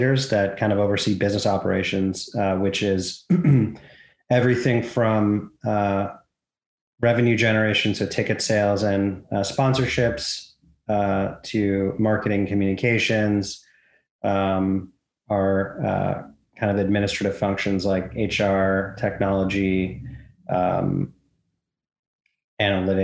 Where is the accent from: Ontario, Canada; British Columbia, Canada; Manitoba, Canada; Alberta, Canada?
British Columbia, Canada; Vancouver; I grew up in Vancouver.